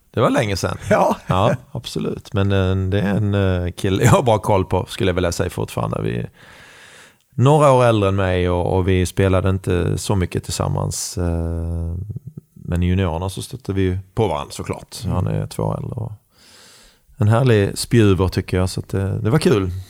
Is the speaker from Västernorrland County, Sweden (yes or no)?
no; Skåne, Sweden; accent: Scanian; now in Karlstad, Sweden; Eh, fast jag är mer skåning än värmlänning i, i dialekten. Eh, och jag kan bre på ordentligt om jag